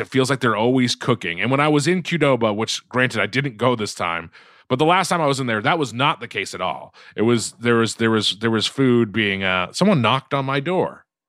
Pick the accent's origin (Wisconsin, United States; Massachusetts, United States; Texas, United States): Massachusetts, United States; Quincy; now in Los Angeles, United States; growing up in Quincy